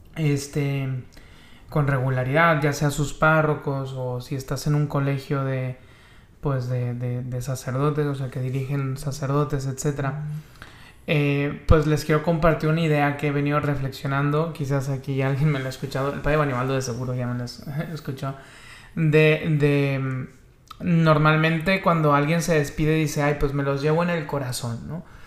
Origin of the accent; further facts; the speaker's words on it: Monclova, Coahuila, Mexico; now in Tijuana, Mexico; la ciudad de Monclova, Coahuila, de donde soy originario